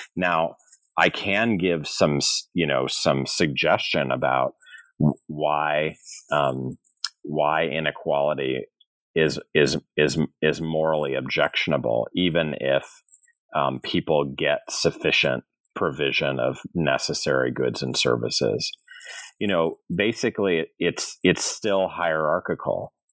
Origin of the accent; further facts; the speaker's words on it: St. Louis, Missouri, United States; moved away as an adult; also born or lived in California / Massachusetts / New York / Connecticut; I'm from St. Louis, Missouri